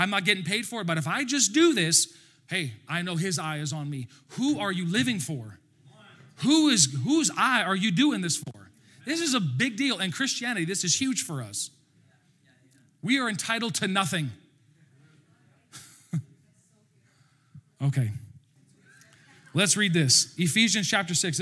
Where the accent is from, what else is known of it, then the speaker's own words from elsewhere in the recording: Alberta, Canada; accent: Alberta; That's my Alberta accent